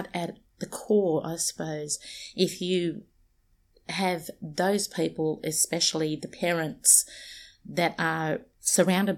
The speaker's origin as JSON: {"language": "English", "town": "Sydney", "region": "New South Wales", "country": "Australia", "tie": "born or raised there", "also_born_or_lived": "Peak Hill, New South Wales", "moved": "as an adult", "lives_now": "Central Coast, Australia", "said": "I'm actually from Redfern, but I was born in a little town called Peak Hill. So I'm literally well and truly off country. I'm a Wiradjuri woman that lived in Redfern for the you know, the majority of my life."}